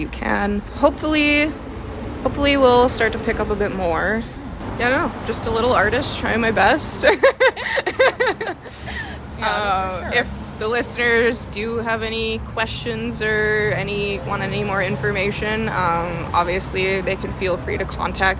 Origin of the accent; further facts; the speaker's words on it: Okanagan, British Columbia, Canada; moved away; my hometown